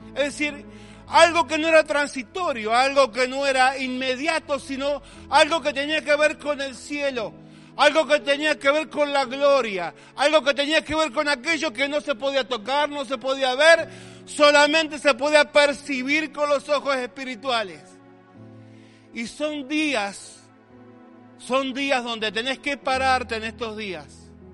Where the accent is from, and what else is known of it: Argentina